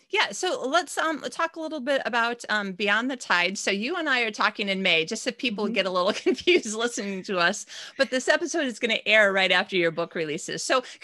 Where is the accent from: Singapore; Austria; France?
Austria; I'm still from Austria.